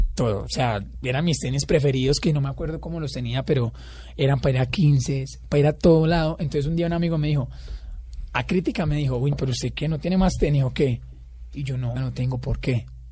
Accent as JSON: {"language": "Spanish", "town": "La Tebaida", "region": "Quindío", "country": "Colombia", "tie": "born or raised there", "also_born_or_lived": "Pereira", "moved": "as an adult", "said": "yo soy de un pueblo cerca de Armenia que es la Tebaida. He toda la vida allá"}